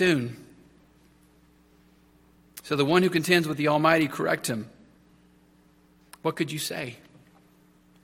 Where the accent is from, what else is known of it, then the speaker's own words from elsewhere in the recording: Texas, United States; As a Texan, I got plenty of exposure to horses